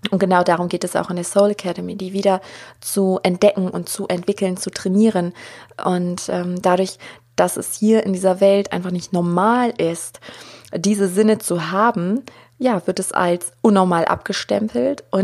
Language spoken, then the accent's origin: German; Germany; ich bin ja auch hier aufgewachsen in Deutschland, in diesem Umfeld und keiner von denen, die mich umgeben haben, ähm, wusste irgendwas von Hellsinn.